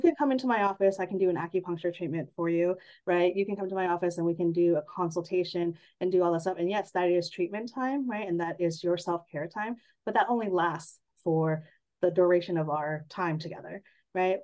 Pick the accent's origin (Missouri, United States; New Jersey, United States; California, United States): California, United States; San Jose; also born or lived in Redlands, California / Bridgeport, Connecticut; I grew up in San Jose, the Bay Area, born and raised